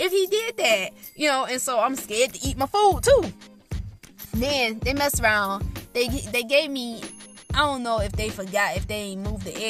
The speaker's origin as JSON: {"language": "English", "area": "the South", "region": "Florida", "country": "United States", "moved": "yes", "said": "I'm from the South. It's not because I'm African American, it's because I'm from the South"}